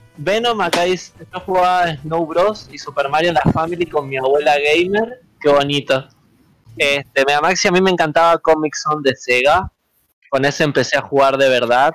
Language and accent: Spanish; San Rafael, Mendoza, Argentina; acá hoy en día en mi pueblo, acá en San Rafael